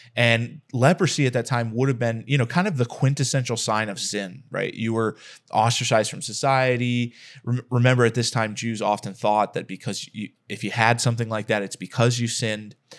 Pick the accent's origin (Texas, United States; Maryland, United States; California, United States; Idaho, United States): Texas, United States; I'm from Texas